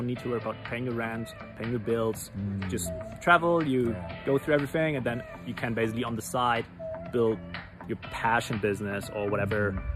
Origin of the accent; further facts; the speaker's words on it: Germany; moved away; I'm from Germany originally